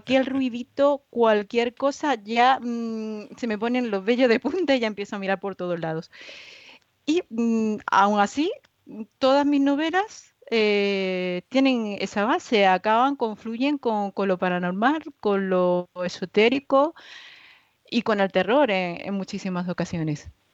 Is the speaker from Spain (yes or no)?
yes; Málaga, Andalusia, Spain; soy malagueña, andaluza